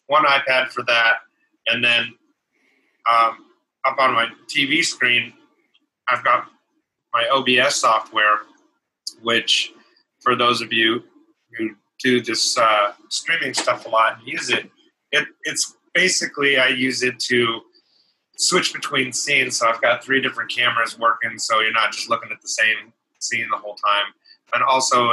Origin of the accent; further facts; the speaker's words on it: Kansas City, United States; my hometown in Kansas City